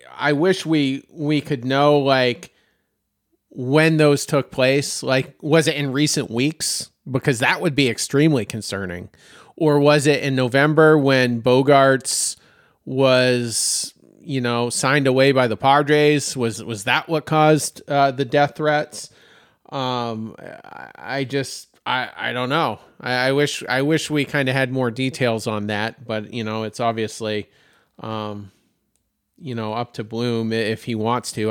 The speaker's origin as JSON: {"language": "English", "region": "Maine", "country": "United States", "tie": "born or raised there", "moved": "yes", "lives_now": "Myrtle Beach, United States", "said": "my home state of Maine"}